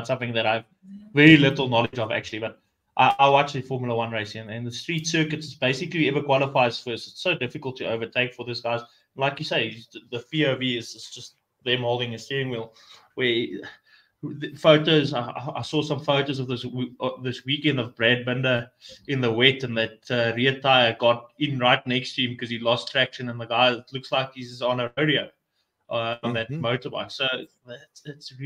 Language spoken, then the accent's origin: English; South Africa; first language Afrikaans; English is a second language; my home language is Afrikaans. I'm actually Afrikaans boy